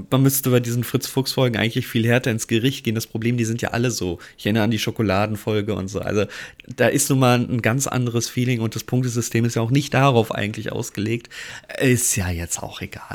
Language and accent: German; Giessen, Hesse, Germany; now in Hamburg, Germany; ich bin gebürtig aus Hessen, ähm, geboren in Gießen